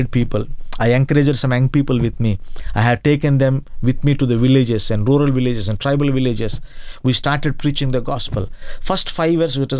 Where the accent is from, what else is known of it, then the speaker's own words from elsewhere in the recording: Eluru, Andhra Pradesh, India; I started my ministry in Eluru